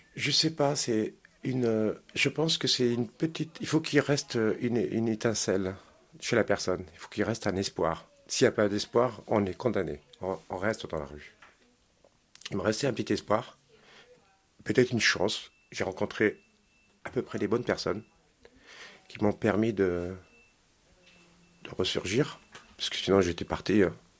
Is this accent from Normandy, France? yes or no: yes; Caen, Normandy, France; J'ai grandi euh, dans le Calvados, à Caen